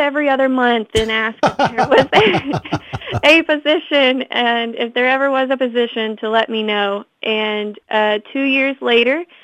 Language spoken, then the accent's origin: English; Fort Smith, Arkansas, United States; I'm from the Fort Smith area, so I was coming home during the summertime